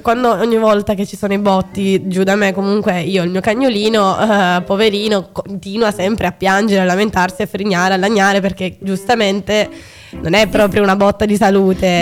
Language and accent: Italian; Sicily, Italy; moved away; nel mio paese giù eh, in Sicilia